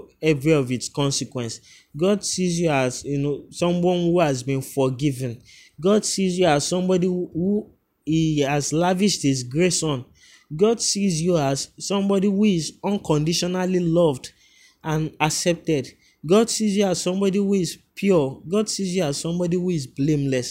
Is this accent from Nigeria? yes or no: yes; Lagos, Nigeria; I grew up, you know, in a place called Bariga, where everyone has an opinion of you